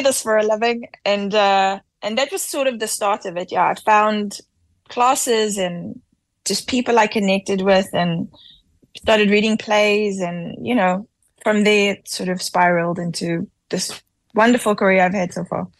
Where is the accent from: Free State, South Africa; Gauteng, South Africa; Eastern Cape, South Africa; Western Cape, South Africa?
Western Cape, South Africa; Cape Town; I grew up in Athlone